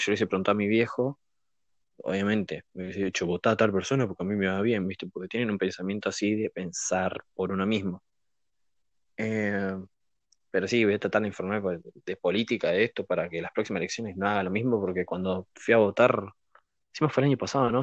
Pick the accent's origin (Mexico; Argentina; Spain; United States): Argentina; como ciudadano argentino